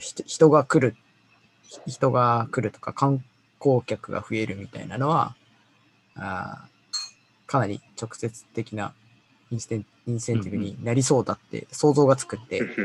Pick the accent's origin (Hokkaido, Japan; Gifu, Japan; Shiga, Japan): Gifu, Japan; 僕はね、岐阜岐阜県出身